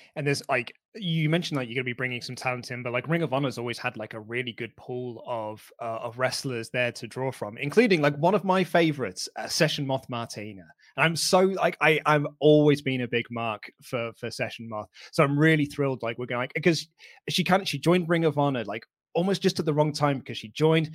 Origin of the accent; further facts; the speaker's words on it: United Kingdom; I am British